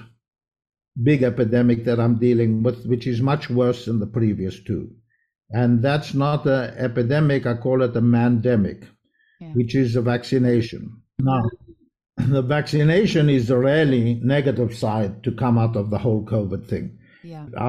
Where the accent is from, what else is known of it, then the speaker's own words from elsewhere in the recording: Israel; also born or lived in South Africa; I'm from South Africa, but I grew up in Israel.